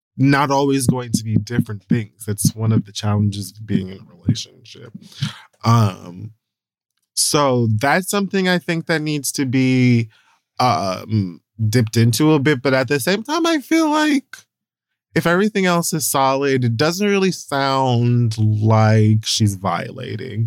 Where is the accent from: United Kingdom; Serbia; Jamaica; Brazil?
Jamaica; I'm also Jamaican